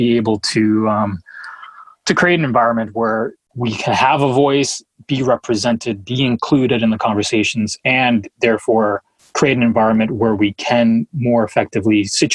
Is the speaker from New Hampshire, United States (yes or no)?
yes; New Hampshire, United States; also born or lived in Colombia; if I'm a teenager Latino growing up in New Hampshire, where there aren't many others like me